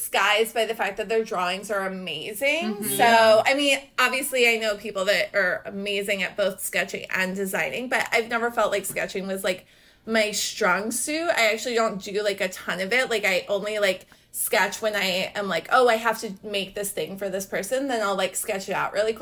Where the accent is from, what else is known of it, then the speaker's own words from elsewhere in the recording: Atlanta, Georgia, United States; I grew up in Atlanta